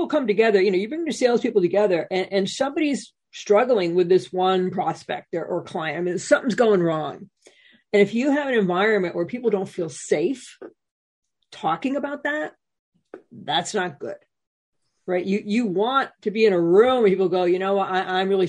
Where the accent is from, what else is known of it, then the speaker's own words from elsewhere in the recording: New England, United States; I'm from New England